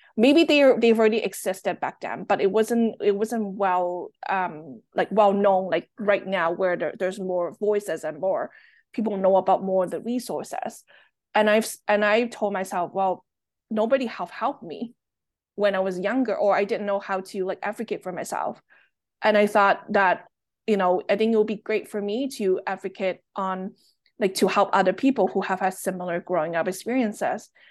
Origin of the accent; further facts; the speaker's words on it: Toronto, Ontario, Canada; English is a second language; also born or lived in Hong Kong; My family and I, we moved from Hong Kong to Toronto in the nineties